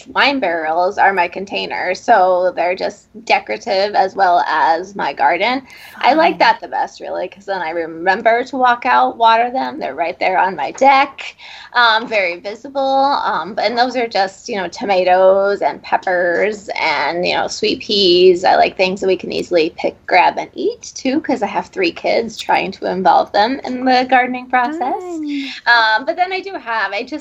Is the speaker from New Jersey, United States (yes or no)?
no; Clarinda, Iowa, United States; also born or lived in Ames, Iowa / Dallas, Texas / Ohio / Oklahoma; now in Cedar Falls, United States; I grew up in Southwest Iowa in Clarinda.